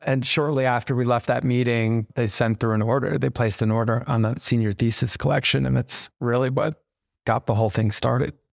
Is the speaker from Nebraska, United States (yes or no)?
no; New Jersey, United States; moved away as an adult; also born or lived in Tokyo, Japan; now in New York, United States; moved to America around kindergarten and to New Jersey